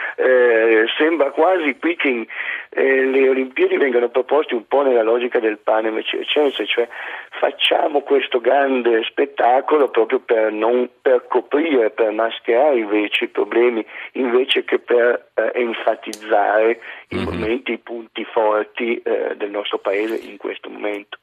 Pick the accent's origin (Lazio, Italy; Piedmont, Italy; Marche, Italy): Piedmont, Italy; Turin; essendo io torinese